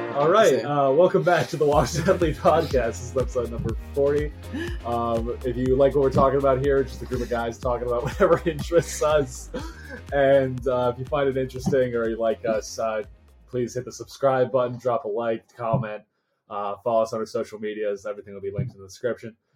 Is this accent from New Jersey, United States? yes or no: yes; New Jersey, United States; my family lives out in uh, Western Pennsylvania, but then I grew up in Jersey